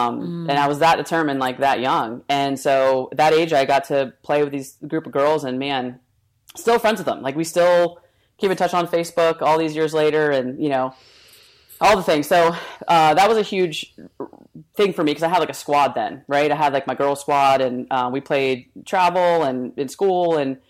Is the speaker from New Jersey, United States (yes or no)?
yes; New Jersey, United States; I grew up in Jersey.